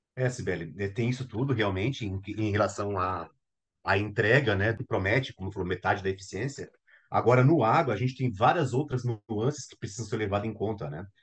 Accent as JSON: {"language": "Portuguese", "country": "Brazil", "said": "enquanto brasileiros"}